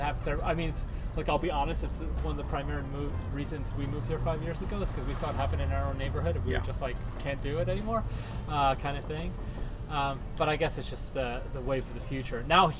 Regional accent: New York City, New York, United States; moved away; I come from Brooklyn, New York, so, like, yeah. I get it. Like, I was born and raised there.

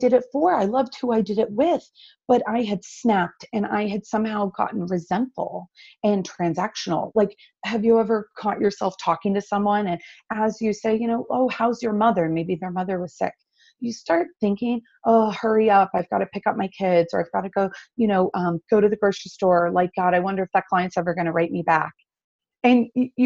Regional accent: North Carolina, United States; I grew up down here in North Carolina, and I love it.

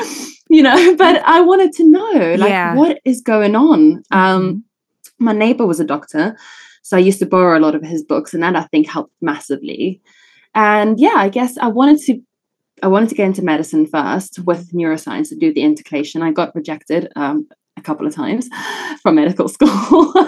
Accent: South Africa; accent: British South African; also born or lived in Italy / England; now in United Kingdom; So I was actually born in Italy and then I grew up in South Africa.

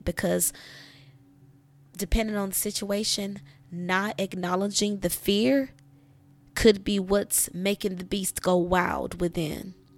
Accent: United States; the U S, my home country

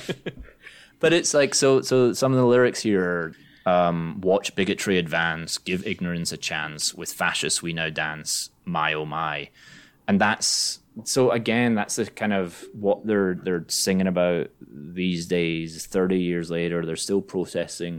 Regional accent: Scotland, United Kingdom; I'm Scottish

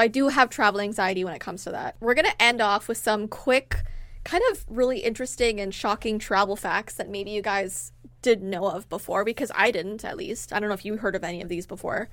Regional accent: Toronto, Ontario, Canada; we're from Toronto

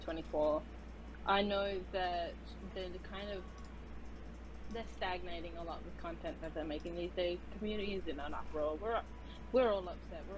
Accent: Australia; accent: Australian; now in United States; I'm an Australian, as you can't tell by my very wonderful accent.

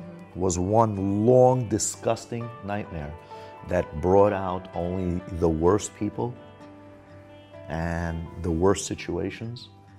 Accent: New York City, New York, United States; also born or lived in Soviet Union; growing up in places like Coney Island, growing up in Brooklyn

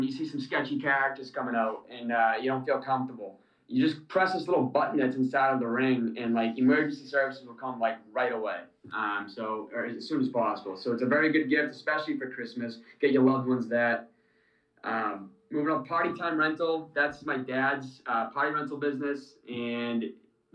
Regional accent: Dracut, Massachusetts, United States; my hometown, Drakett

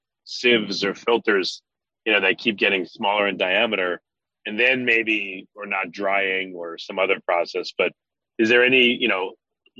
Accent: New York, United States; I'm from New York

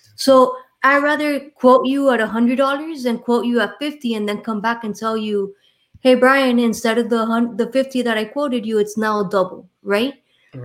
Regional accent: Miami, Florida, United States; accent: Miami; I was born and raised here in Miami, Florida

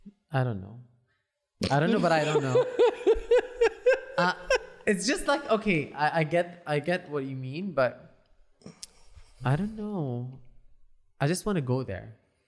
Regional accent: Bahrain; I'm Bahrain, Bahrain.

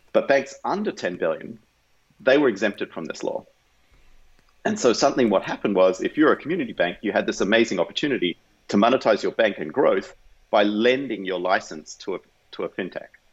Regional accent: Australia; moved away as an adult; now in United States; I grew up in Australia

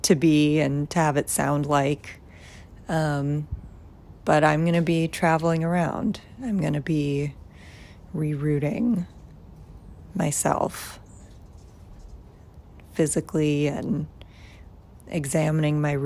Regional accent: Tucson, Arizona, United States; moved away; growing up in Tucson, very middle class

